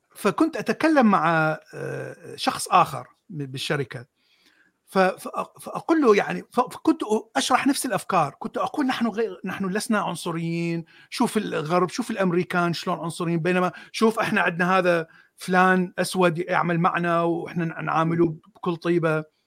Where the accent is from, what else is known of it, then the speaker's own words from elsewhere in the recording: Mosul, Nineveh, Iraq; من الموصل انا من الموصل